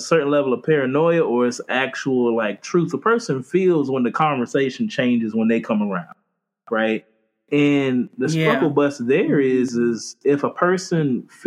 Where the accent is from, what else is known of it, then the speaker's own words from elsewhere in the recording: Florida, United States; moved away; also born or lived in Charleston, South Carolina; I'm from Florida.